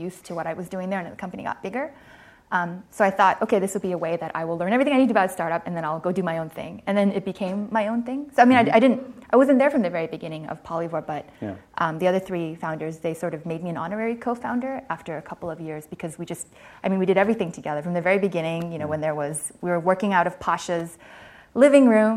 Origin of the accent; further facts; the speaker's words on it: Hong Kong; moved away as an adult; also born or lived in Stanford, California; I grew up in Hong Kong.